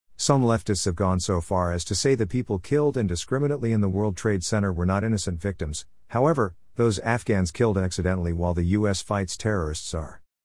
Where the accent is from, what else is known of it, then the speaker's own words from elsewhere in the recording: United States; We value being American